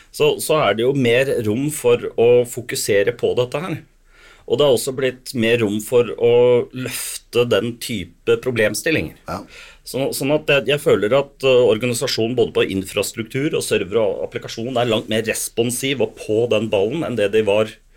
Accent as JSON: {"language": "Norwegian", "town": "Sandefjord", "region": "Vestfold", "country": "Norway", "moved": "as an adult", "lives_now": "Bergen, Norway", "said": "jeg, er jo egentlig fra Sandefjord, da. Men okay. jeg, har bodd i Bergen i 40 år"}